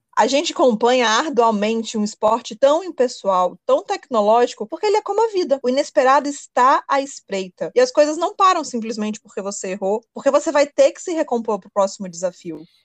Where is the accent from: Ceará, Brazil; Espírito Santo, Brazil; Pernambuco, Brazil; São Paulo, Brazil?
Espírito Santo, Brazil; eu sou capixaba, jornalista apaixonado pelo esporte.